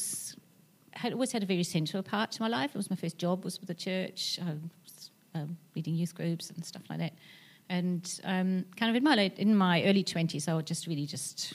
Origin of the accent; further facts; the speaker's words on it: Germany; moved away; also born or lived in United Kingdom; I grew up in Germany